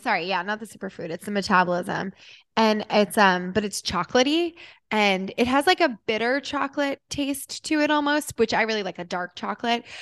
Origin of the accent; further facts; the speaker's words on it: New Jersey, United States; growing up in Jersey